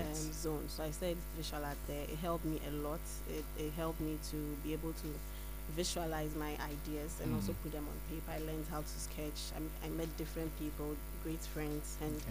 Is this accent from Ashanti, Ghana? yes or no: no; Accra, Greater Accra, Ghana; I grew up in Newtown, Accra, Newtown.